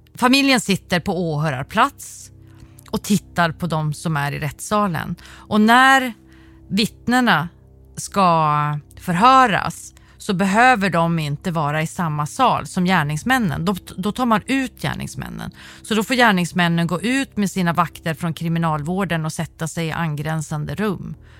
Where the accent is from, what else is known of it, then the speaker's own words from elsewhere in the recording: Sweden; Där jag är uppvuxen i Sverige med en stat som jag litar på